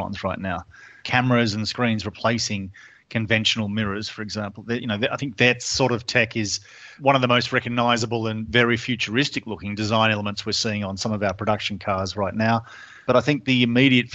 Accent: Australia; moved away; you can tell from my funny accent, I'm from Australia

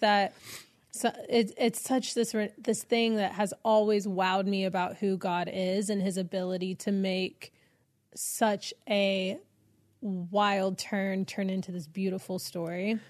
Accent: Texas, United States; moved away as an adult; now in Los Angeles, United States; I'm from Texas

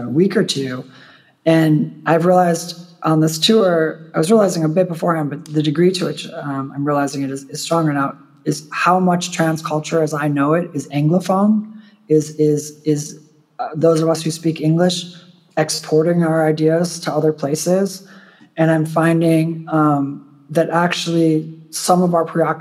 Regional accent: United States; now in Poland; I'm an American in Poland

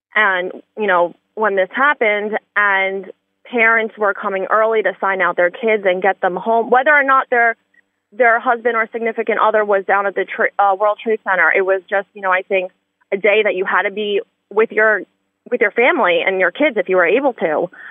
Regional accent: New York City, New York, United States; growing up in Staten Island

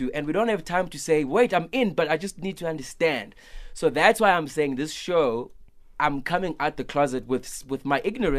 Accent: East London, Eastern Cape, South Africa; I'm in East London, my hometown.

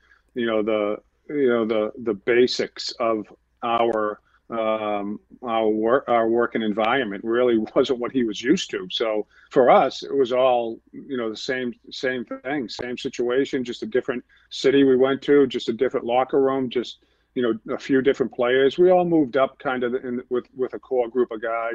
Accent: Boston, Massachusetts, United States; also born or lived in Billerica, Massachusetts; I grew up in Boston

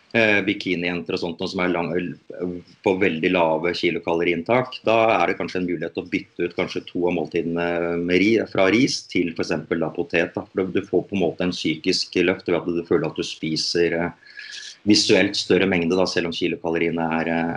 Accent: Norway; her hjemme i Norge

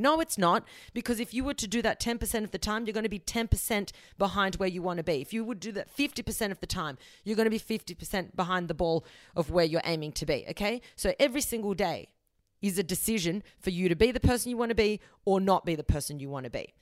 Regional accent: Australia; I'm born in Australia, but my family is South American

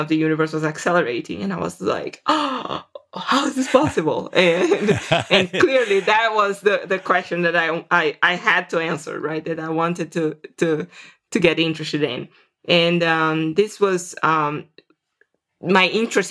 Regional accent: Serra dos Carajás, Amazon forest, Pará, Brazil; moved away as an adult; also born or lived in Vitória, Brazil / São Paulo, Brazil; now in United States; I grew up in the Amazon forest in a place called Serra dos Carajás.

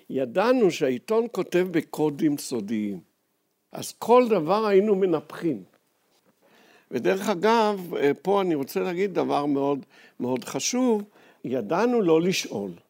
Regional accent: Jerusalem, Jerusalem District, Israel; moved away as an adult; also born or lived in Ein Gev; אני נולדתי בירושלים, אני שייך למיעוט במדינת ישראל אה, שהולך ונמוג.

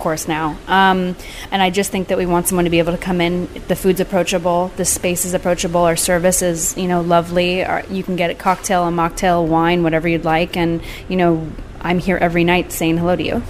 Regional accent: San Clemente, California, United States; also born or lived in Laguna Beach, California; I grew up in San Clemente and Laguna Beach

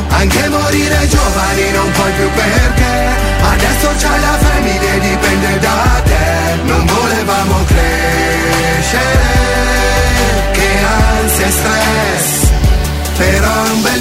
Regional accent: Sasso Marconi, Emilia-Romagna, Italy; Ciao a tutti … vengo da Sasso Marconi.

